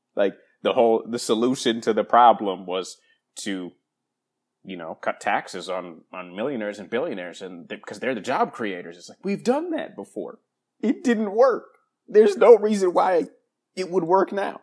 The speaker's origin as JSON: {"language": "English", "town": "Madison", "region": "Wisconsin", "country": "United States", "tie": "born or raised there", "moved": "yes", "lives_now": "Southern California, United States", "said": "joining me from my hometown of Madison, Wisconsin"}